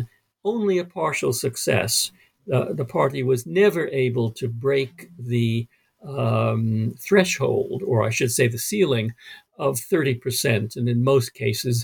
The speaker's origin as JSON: {"language": "English", "town": "New York City", "region": "New York", "country": "United States", "tie": "born or raised there", "said": "I grew up in Brooklyn, which was an Italian-American neighborhood"}